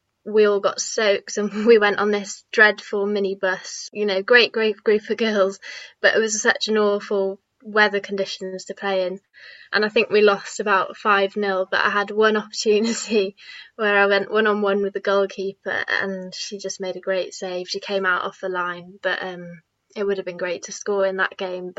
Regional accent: Aberystwyth, Wales, United Kingdom; growing up in Aberystwyth, I was always around the youth setup.

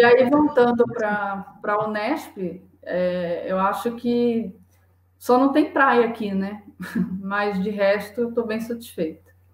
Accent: Saquarema, Rio de Janeiro, Brazil; moved away as an adult; also born or lived in Niterói / Salvador; now in São Paulo, Brazil; É, eu sou do Rio de Janeiro. Eu nasci em Saquarema, que é uma cidade do, da região litorânea, da região dos

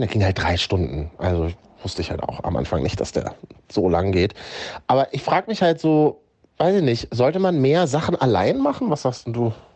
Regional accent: Berlin, Germany; für uns Berliner innen

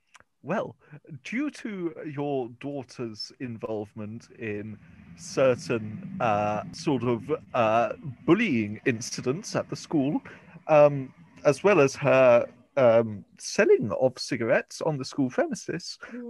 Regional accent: England, United Kingdom; I'm sorry. I'm English.

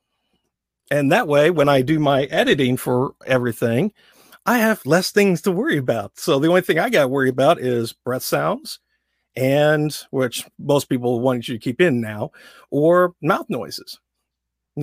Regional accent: Southern Indiana, United States; accent: Southern drawl; I grew up in Southern Indiana. So for me, I always have that Southern drawl

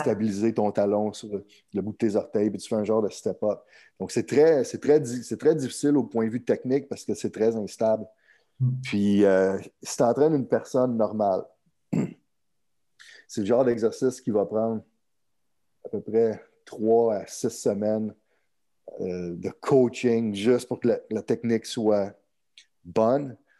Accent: Montreal, Quebec, Canada; Je suis originaire de, de Montréal, au Québec, Canada

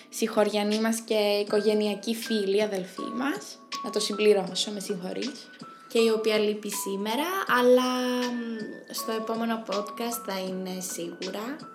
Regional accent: Lake Kremasta / Psilovrachos area, Central Greece, Greece; η αντίληψη της ιδιαίτερης ομορφιάς ε, της λίμνης Κραμαστών, του ψιλογράφου και της περιοχής μας γενικότερα.

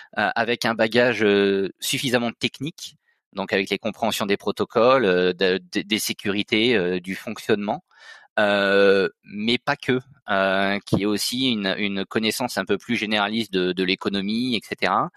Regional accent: Nord-Pas-de-Calais, Hauts-de-France, France; moved away as an adult; now in Auvergne-Rhône-Alpes, France; Je suis originaire du Nord-Pas-de-Calais et donc je m'étais déplacé pour les études.

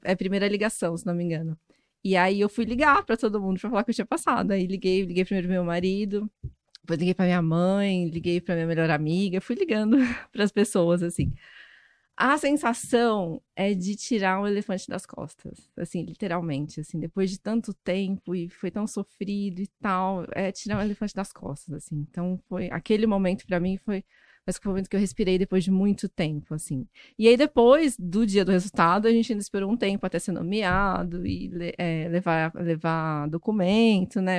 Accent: Goiás, Brazil; moved away as an adult; also born or lived in Goiânia; now in São Paulo, Brazil; eu sou goiana, fiz faculdade em Goiás. E só que eu já tinha morado em São Paulo na uma parte da infância, da adolescência

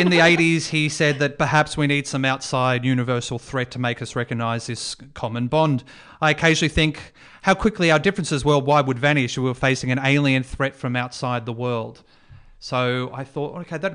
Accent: Mount Eliza, Victoria, Australia; I grew up in Mount Eliza, went to Padua College

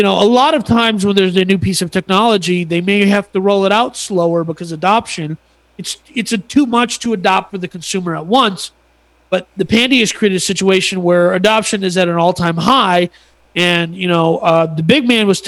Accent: United States; I'm an American

